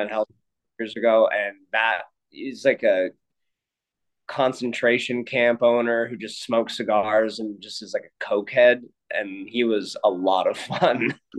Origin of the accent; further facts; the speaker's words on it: Canada; Yeah, I'm from Canada, but I wanted to be at the University of Notre Dame.